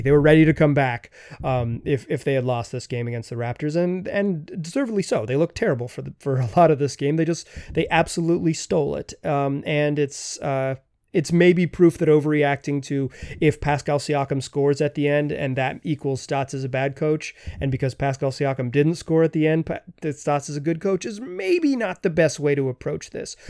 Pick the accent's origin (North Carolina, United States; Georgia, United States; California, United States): North Carolina, United States; Chapel Hill; I grew up in Chapel Hill, North Carolina